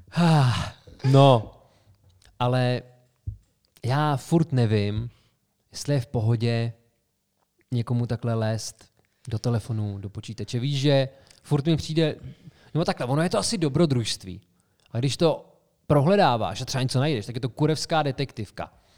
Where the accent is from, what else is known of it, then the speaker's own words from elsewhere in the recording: Karlovy Vary Region, Czechia; Cheb leží v Karlovarském kraji, odkud pocházíme